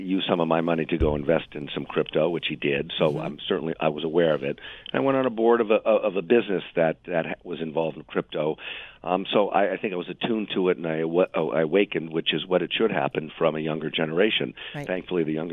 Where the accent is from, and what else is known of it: New York, United States